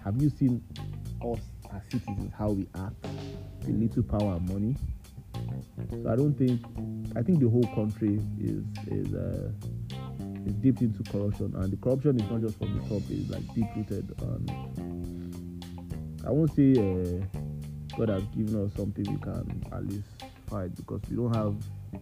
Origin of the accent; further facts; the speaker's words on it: Nigeria; I like Nigeria. I was birthed here, I grew up here, university, high school, everything was here.